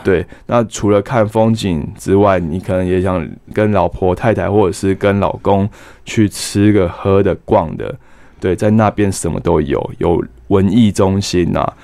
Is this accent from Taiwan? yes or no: yes; Taiwan; 我们台湾人会吃油条去跑， 去吸油